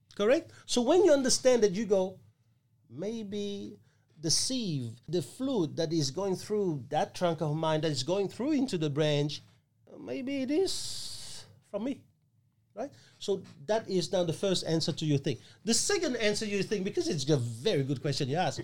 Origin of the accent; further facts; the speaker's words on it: Australia; We, as Australian citizen